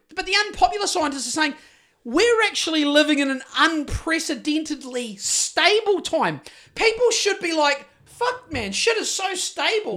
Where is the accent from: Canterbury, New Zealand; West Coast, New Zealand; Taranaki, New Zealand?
West Coast, New Zealand; Greymouth; Growing up in Greymouth in the fucking early eighties